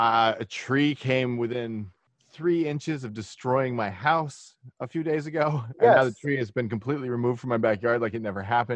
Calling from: New York, United States; In Westchester County, New York.

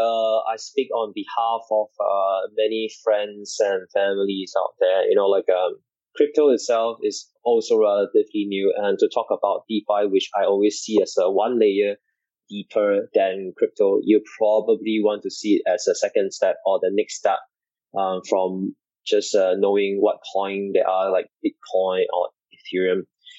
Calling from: Singapore; I'm calling in today from Singapore.

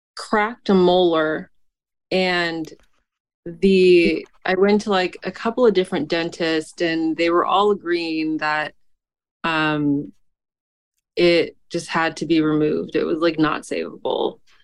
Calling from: San Francisco, California, United States; I'm calling from San Francisco

